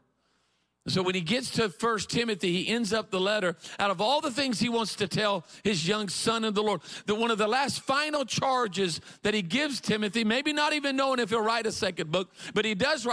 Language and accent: English; Myrtle Beach, South Carolina, United States; I grew up in a community in South Carolina called Myrtle Beach, South Carolina